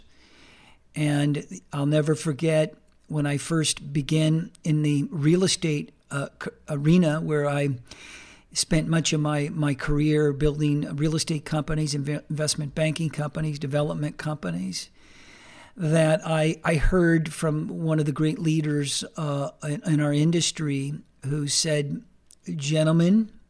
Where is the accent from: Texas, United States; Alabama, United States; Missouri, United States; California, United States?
California, United States; fulfill the American dream that was put forth during my early childhood years as I grew up in Southern California.